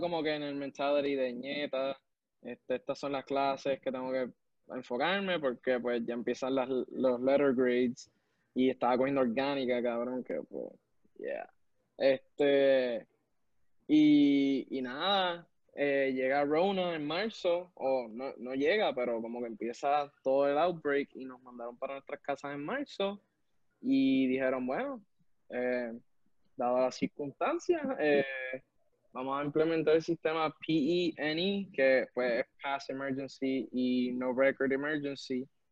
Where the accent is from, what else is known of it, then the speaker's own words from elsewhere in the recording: Puerto Rico; nosotros de MIT, que somos de Puerto Rico